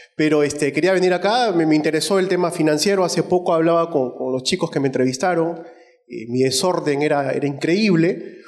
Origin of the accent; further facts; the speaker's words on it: Trujillo, La Libertad, Peru; also born or lived in Tayabamba; Yo también soy trujillano.